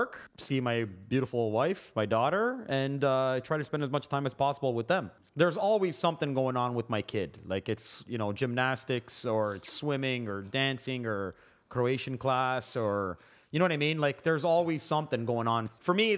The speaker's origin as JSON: {"language": "English", "town": "Mississauga", "region": "Ontario", "country": "Canada", "tie": "born or raised there", "also_born_or_lived": "Woodbridge", "said": "growing up in Malton"}